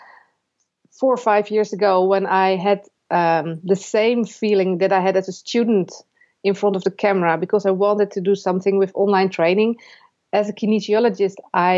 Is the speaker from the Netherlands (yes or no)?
yes; Netherlands; I'm from the Netherlands